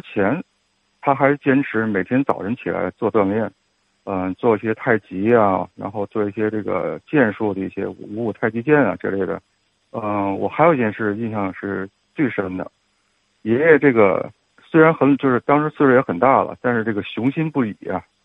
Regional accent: Yuquan Road, Tianjin, China; 我呢本人是在中医学院那个院儿里啊出生的，我从小呢就是住在那个玉泉路的中医学院的那个院儿里，也是到了这个，这个知天命之，之年了吧，我也快五十了

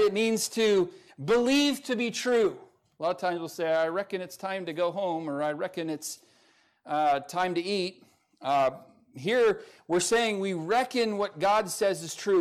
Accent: California, United States; moved away as an adult; now in Montana, United States; I'm from California

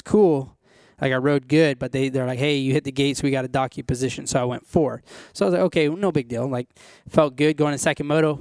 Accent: California, United States; I was born and raised in California

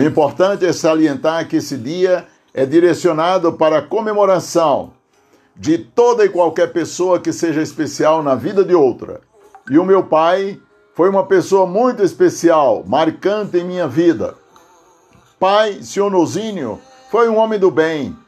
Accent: Aurora, Ceará, Brazil; fundadora do Sítio Tipi, município de Aurora, onde nasci

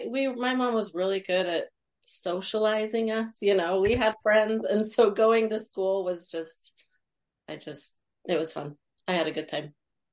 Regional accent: Utah, United States; am a homeschool mom also of five. And I'm from Utah.

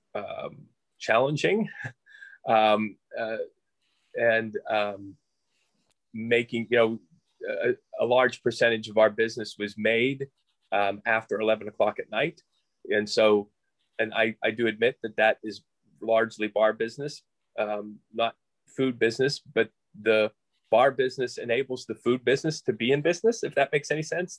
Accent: Moon Township, Pennsylvania, United States; also born or lived in Thornburg, Pennsylvania; I'm originally from uh, Moon Township, so out by the airport. Uh, my mother and family still live in the same. Well, my mother now lives in the same house that we grew up

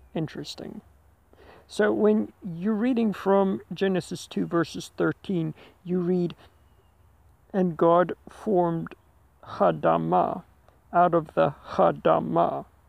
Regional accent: Heidelberg, Gauteng, South Africa; Driven back to my hometown, Heidelberg

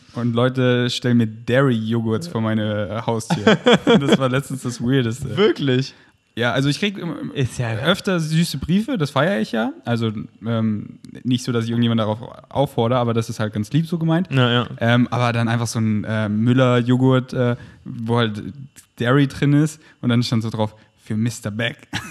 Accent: Munich, Bavaria, Germany; moved away as an adult; now in Berlin, Germany; Bin in München groß geworden

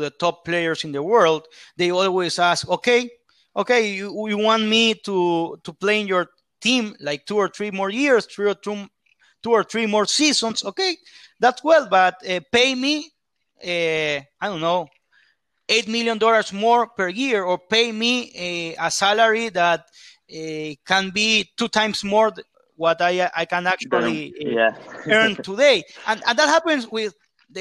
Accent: Guayaquil, Guayas, Ecuador; I am from Guayaquil in the coastline

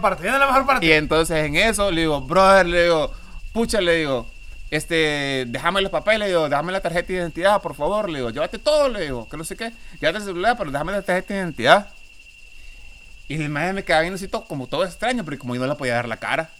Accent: Honduras; yo soy de Honduras

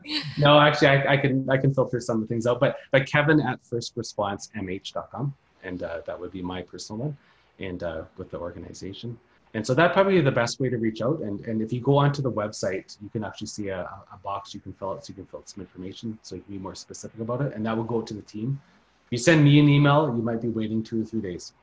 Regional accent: Thunder Bay, Ontario, Canada; Thunder Bay. That's a that's my hometown city

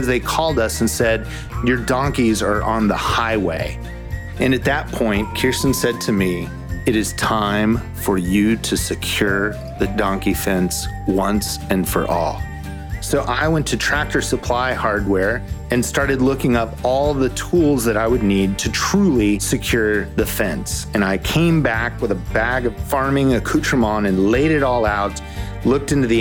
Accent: Southern California, United States; moved away as an adult; also born or lived in Waco, Texas; a kid growing up in Southern California

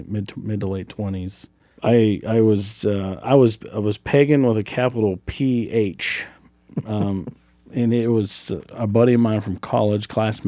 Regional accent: United States; Do that in right where Ohio, West Virginia, and Pennsylvania touch.

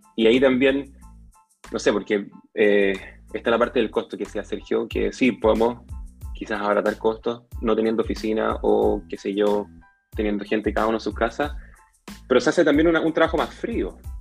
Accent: Santiago, Santiago Metropolitan Region, Chile; moved away as an adult; now in Papudo, Chile; Yo soy santiaguino

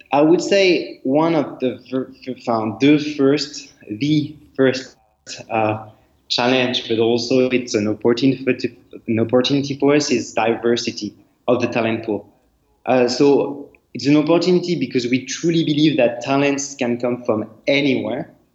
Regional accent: France; accent: French; English is a second language; moved away; I'm not from Asia, I'm, French, uh, as you can see with my accent.

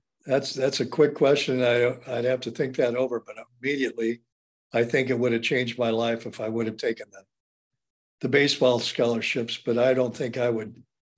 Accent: Indiana, United States; So growing up in Indiana, basketball was so, so very important to me.

